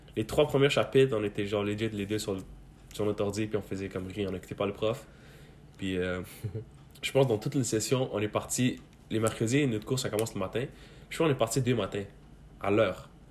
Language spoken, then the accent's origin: French; Quebec, Canada; born or raised there; also born or lived in Mazar-i-Sharif, Afghanistan / Pakistan